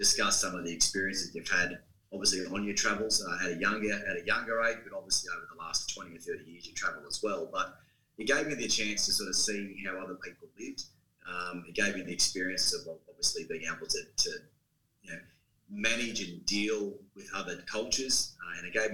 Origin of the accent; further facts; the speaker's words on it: Wagga Wagga, New South Wales, Australia; moved away; also born or lived in Wollongong, Australia; So I grew up in Wagga and moved to Wollongong or the Illawarra in 94